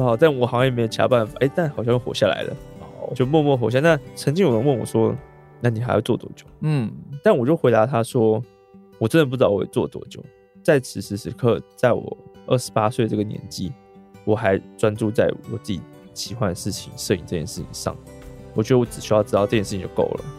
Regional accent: Taichung, Taiwan; 对，那是刚好在我台中我的家乡，

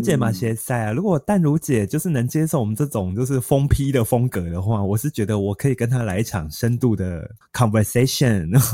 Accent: Kaohsiung, Taiwan; 我们南嗯。部，就是我们高雄人

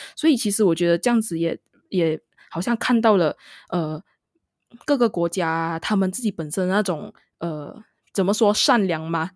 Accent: Malaysia; first language Mandarin Chinese; 身为一位马来西亚人

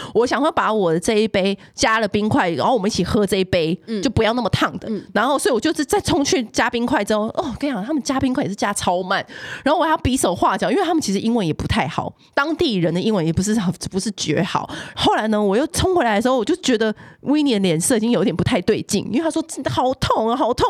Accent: Taiwan; 我们台湾人很沉迷水晶

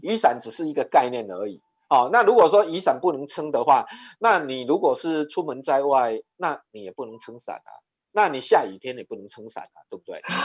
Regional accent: Taiwan; 我们的台湾礼仪叫做莫必亚固

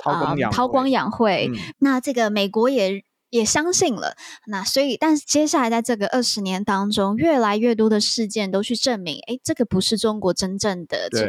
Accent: Taiwan; 这是身为台湾人

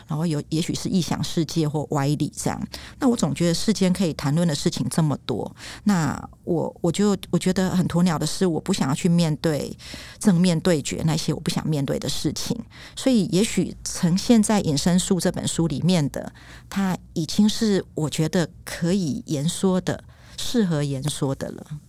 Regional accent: Taiwan; 我自己就是曾经在学校讲台语，然后被罚五块钱。哦，然后我还有挂上狗牌哦，就说我不爱说台语

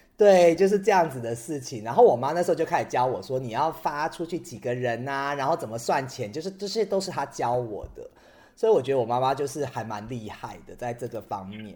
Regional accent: Taiwan; 我爸爸是闽南人，在台湾，就是我们小时候讲闽南语

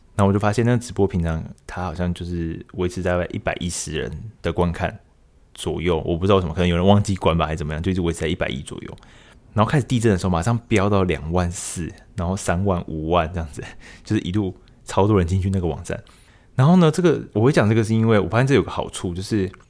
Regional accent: Taiwan; 我们台湾这边

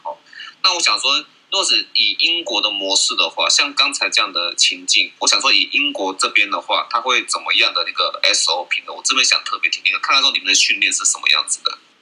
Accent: Taiwan; 我们台湾这边

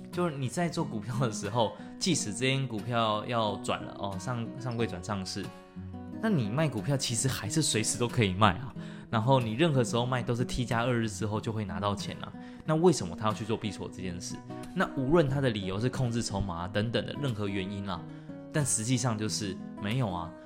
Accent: Taiwan; 以我们台湾人平均对国外机构的认知都太低了，而英文程度也没那么好

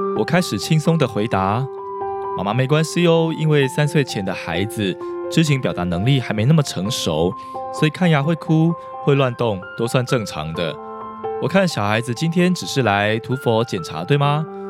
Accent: Taiwan; 台湾的家庭里，无所不用其极，想要抑制孩子哭的行为，这包括我小时候在学校成长的背景里也是这样的

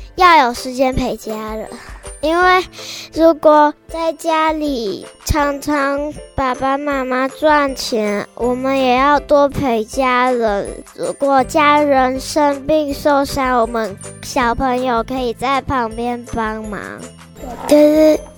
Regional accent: Qingjing, Ren'ai Township, Nantou County, Taiwan; 我一岁来这边

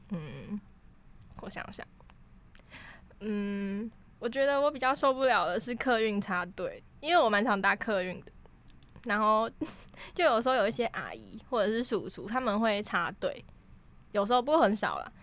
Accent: Taiwan; 至少我觉得我们生在台湾是这样啦

